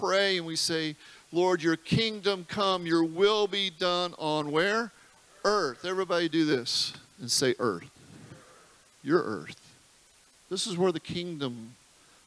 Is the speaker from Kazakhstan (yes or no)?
no; United States; being an American